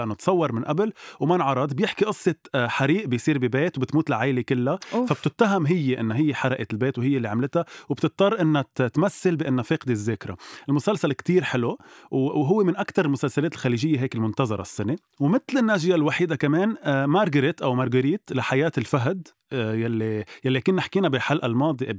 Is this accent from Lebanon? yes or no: yes; Lebanon; نحن كلبنانية